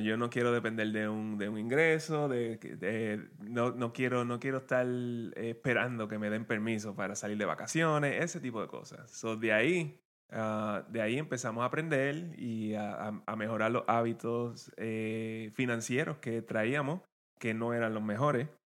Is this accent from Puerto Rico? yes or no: yes; Guayanilla, Puerto Rico; moved away as an adult; now in Maryland, United States; venimos del mismo pueblo, venimos de Guayanilla y de, Puerto Rico